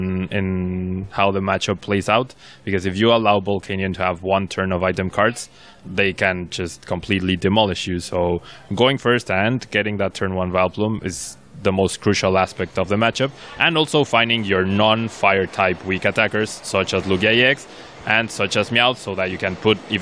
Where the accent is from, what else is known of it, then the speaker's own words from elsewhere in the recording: Mexico; I'm from Mexico